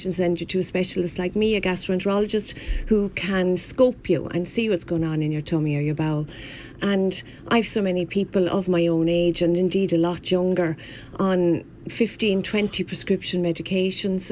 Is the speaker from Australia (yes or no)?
no; Wexford, Leinster, Ireland; moved away as an adult; now in Kilkenny, Ireland; I was born and bred in Wexford. I'm a true yellow belly